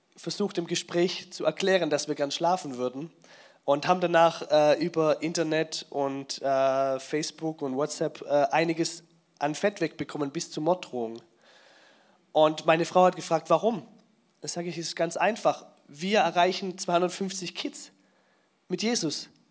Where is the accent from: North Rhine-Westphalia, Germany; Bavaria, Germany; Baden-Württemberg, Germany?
Baden-Württemberg, Germany; Swabia; ich bin ja Schwabe